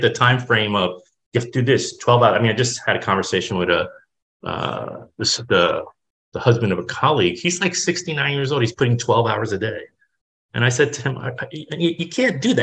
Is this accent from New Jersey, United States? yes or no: yes; Jersey City, New Jersey, United States; I grew up in a working class neighborhood in Jersey City, an industrial city